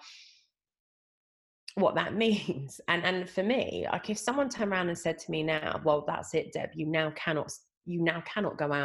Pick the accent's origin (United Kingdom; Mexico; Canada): United Kingdom; England; I'm only second generation English on her side and third generation on the other